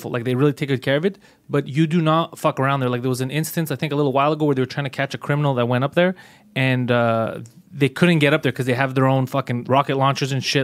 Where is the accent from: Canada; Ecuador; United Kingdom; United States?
Canada; Montreal, Quebec; I was born and raised in Montreal.